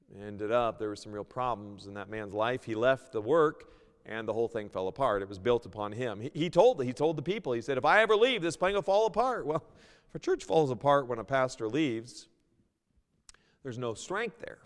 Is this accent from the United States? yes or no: yes; United States; moved away as an adult; also born or lived in Seattle / New York; I was originally from the States